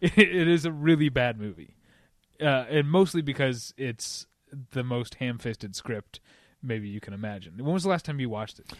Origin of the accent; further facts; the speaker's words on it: St. Louis, Missouri, United States; I'm from Saint Louis